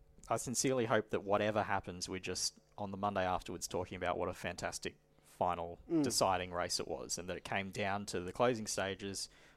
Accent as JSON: {"language": "English", "region": "North Queensland", "country": "Australia", "moved": "yes", "said": "I'm originally from North Queensland"}